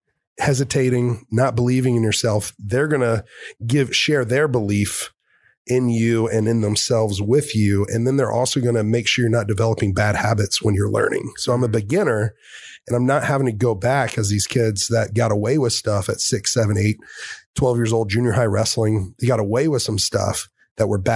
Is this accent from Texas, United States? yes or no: yes; Dallas, Texas, United States; I'm a Texas wrestler from Dallas, Fort Worth